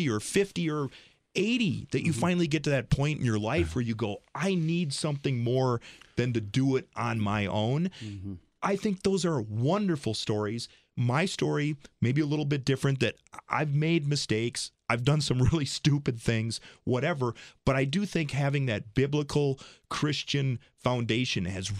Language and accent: English; Rice Lake, Wisconsin, United States; this little guy growing up in Rice Lake, Wisconsin